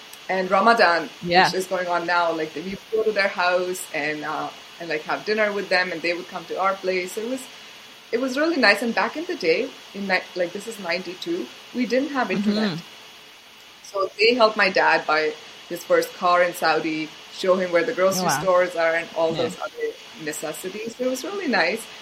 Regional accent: India; moved away; being born in India

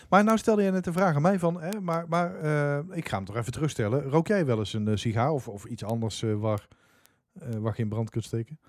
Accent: Dongen, North Brabant, Netherlands; waar ik vandaan kom, Dongen

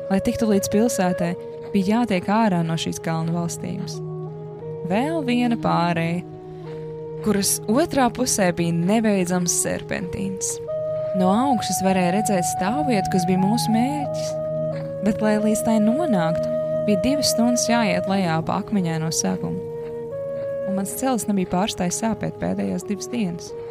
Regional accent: Latvia; No kurienes tu esi? Viņi man jautāja. No kalniem. Tā bija vienīgā atbilde, ko mans smadzenes tajā brīdī spēja radīt. Savāds domas un turpināja: No Latvijas, tā ir maza valstiņa Eiropā.

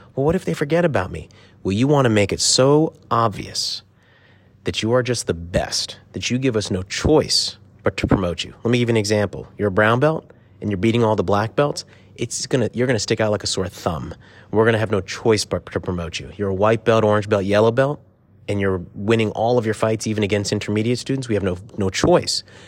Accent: Silver Spring, Maryland, United States; we grew up in Silver Spring, Maryland

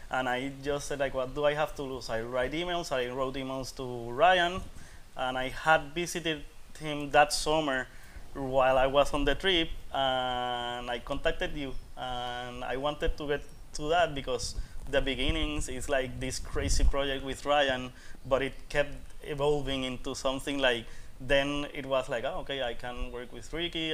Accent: Puerto Rico; I'm from Puerto Rico and I'm here

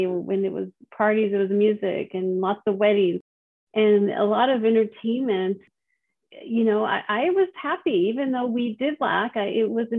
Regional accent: El Paso, Texas, United States; now in California, United States; I was born in El Paso, Texas. It's a border town. I was raised in a large Hispanic family. I am Latina. I grew up with five siblings, and I currently live in California

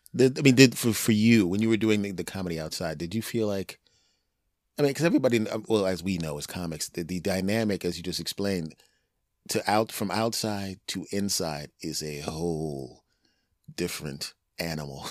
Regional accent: Philadelphia, Pennsylvania, United States; moved away; also born or lived in Cherry Hill, New Jersey; I'm originally from Philadelphia, Pennsylvania

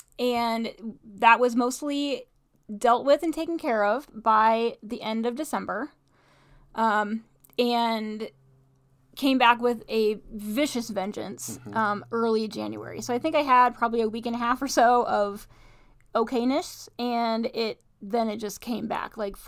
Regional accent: Midwest, United States; So, you know, grew up in Bible Belt, and you know, faith has always been important to me.

